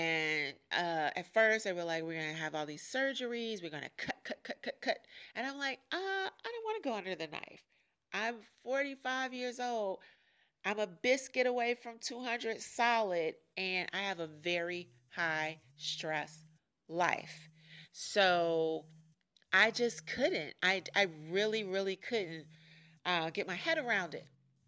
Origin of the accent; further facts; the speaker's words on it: New York, United States; accent: New York; don't really have a New York accent anymore. And I used to live in England. Of course, I'm not British born, so I didn't keep my accent.